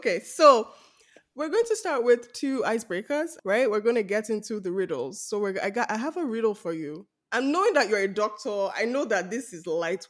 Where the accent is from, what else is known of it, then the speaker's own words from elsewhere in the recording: Lagos, Nigeria; moved away; growing up in Lagos